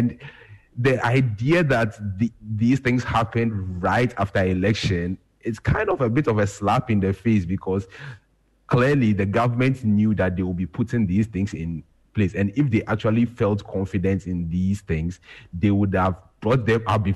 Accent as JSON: {"language": "English", "country": "Ghana", "said": "as a Ghanaian"}